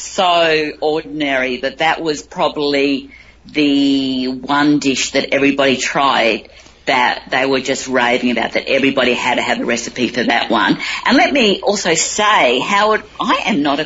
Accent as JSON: {"language": "English", "town": "Cairns", "region": "Queensland", "country": "Australia", "tie": "born or raised there", "said": "in my hometown of Cairns"}